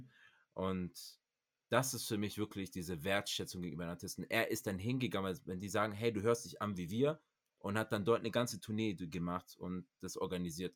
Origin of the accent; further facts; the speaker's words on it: Cameroon; bei uns in Kamerun